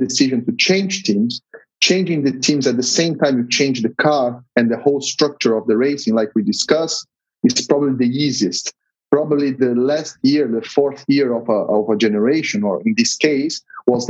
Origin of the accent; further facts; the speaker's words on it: São Paulo, Brazil; I'm from São Paulo. I was born and raised there, so I'll be very happy to have the race in my hometown